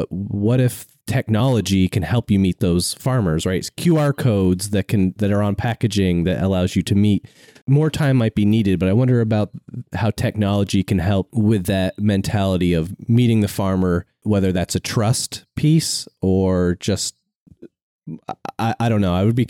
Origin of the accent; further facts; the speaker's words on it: Vermont, United States; I grew up in Vermont